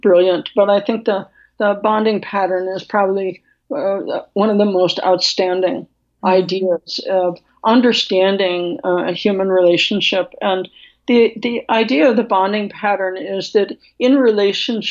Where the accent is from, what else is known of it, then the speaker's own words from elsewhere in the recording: Midwest, United States; being from the Midwest, where I was born